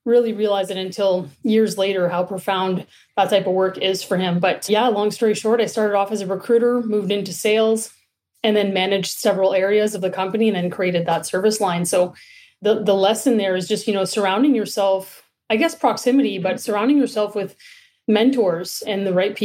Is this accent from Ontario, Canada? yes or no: yes; Sudbury, Ontario, Canada; moved away as an adult; now in Toronto, Canada; I grew up in Sudbury, Northern Ontario